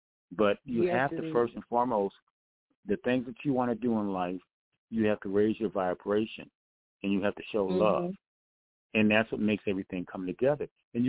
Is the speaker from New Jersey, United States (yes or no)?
no; Detroit, Michigan, United States; I'm from Detroit, Michigan, and actually I'm a recording artist.